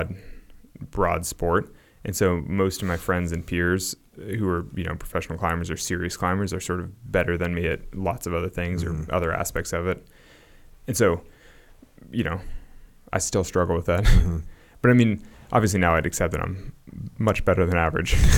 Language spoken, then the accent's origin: English; Sacramento, California, United States; a suburban kid growing up in Sacramento